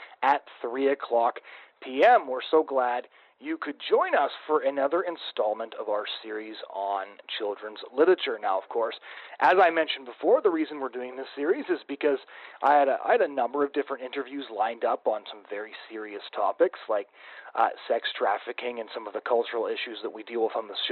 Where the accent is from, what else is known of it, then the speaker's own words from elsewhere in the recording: Canada; as a Canadian kid